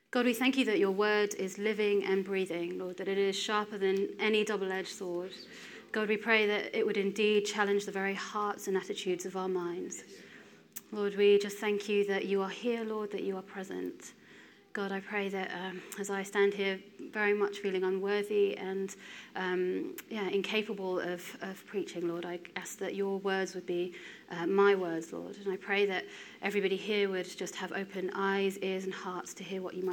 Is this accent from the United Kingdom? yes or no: yes; Wales, United Kingdom; born there; accent: English; I am uh, 32. Um, I am Indian origin. Despite the uh, English accent, I'm actually born in Wales.